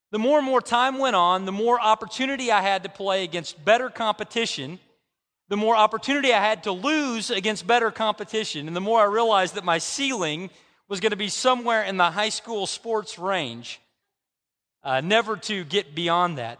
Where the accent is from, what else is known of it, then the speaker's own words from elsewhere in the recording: Bartlesville, Oklahoma, United States; moved away; I've been in Bartlesville, which is my hometown